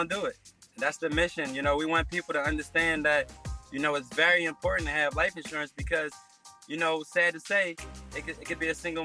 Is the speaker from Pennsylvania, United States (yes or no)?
yes; Philadelphia, Pennsylvania, United States; I come from West Philly. I come from a very dangerous city.